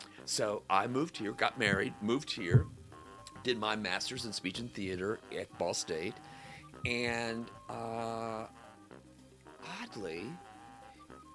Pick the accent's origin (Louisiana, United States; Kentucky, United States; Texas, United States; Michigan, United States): Kentucky, United States; Louisville; moved away as an adult; also born or lived in Marion, Indiana; now in Muncie, United States; I grew up in Louisville